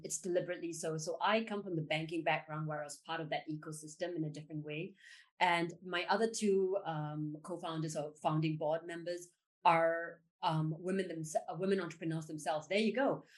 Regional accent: Singapore; I was born in Singapore

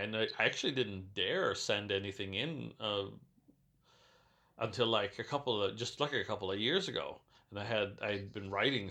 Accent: Racine, Wisconsin, United States; in my hometown of Racine, Wisconsin

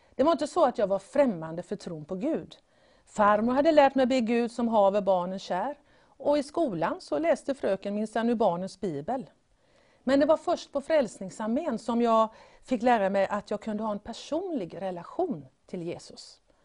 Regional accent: Gothenburg, Västra Götaland, Sweden; Jag föddes här i den här fantastiska staden Göteborg.

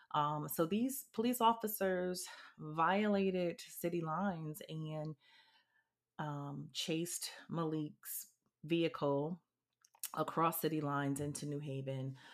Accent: New Haven, Connecticut, United States; moved away as an adult; also born or lived in Washington, D.C. / New York City / Kingston, Jamaica; now in New Orleans, United States; I am specifically from New Haven, Connecticut. I was born and raised there.

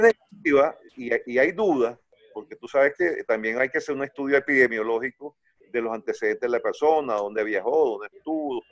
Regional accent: Venezuela; soy venezolano

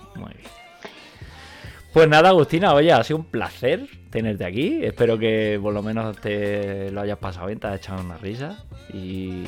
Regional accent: Catalonia, Spain; moved away as an adult; now in Germany; yo he nacido y crecido en Cataluña y vivo desde hace de años en Alemania

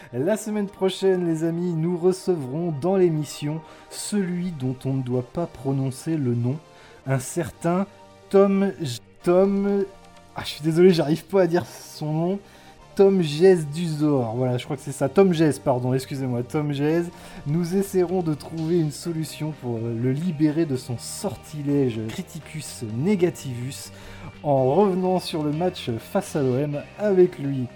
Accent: Brittany, France; en tant que breton

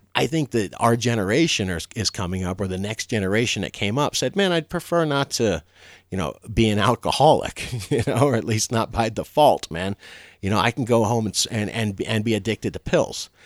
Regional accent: Florida, United States; I'm from Florida.

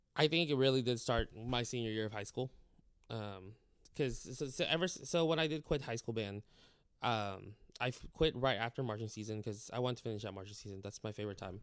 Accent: Clovis, California, United States; moved away as an adult; also born or lived in Texas; now in Wharton, Texas, United States; I'm from California

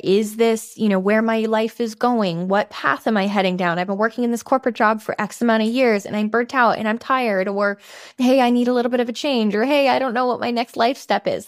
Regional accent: San Francisco, California, United States; moved away as an adult; also born or lived in Switzerland; then I moved to San Francisco, which is my hometown

